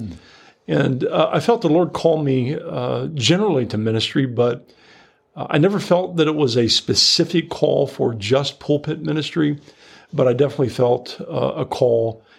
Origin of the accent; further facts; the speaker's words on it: Sidney, Ohio, United States; growing up in Ohio